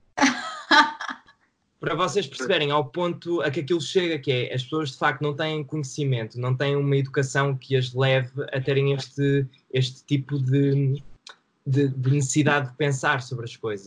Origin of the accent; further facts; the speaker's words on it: Santa Maria da Feira, Aveiro District, Portugal; also born or lived in Porto; now in Esmoriz, Portugal; vivo em Esmoriz neste momento, mas nasci em Santa Maria da Feira